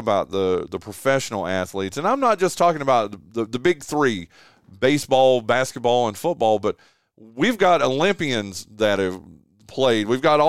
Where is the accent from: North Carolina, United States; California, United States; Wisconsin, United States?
North Carolina, United States; Wilkes County; I grew up in Wilkes County.